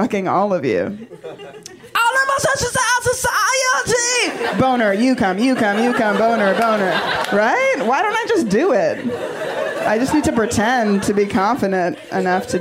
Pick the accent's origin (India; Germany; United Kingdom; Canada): Canada; I am from Canada